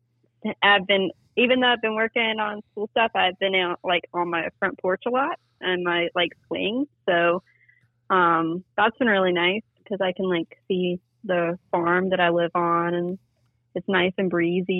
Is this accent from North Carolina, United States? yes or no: yes; Stanford, North Carolina, United States; I'm from Stamford, North Carolina, so that's about an hour away from Raleigh.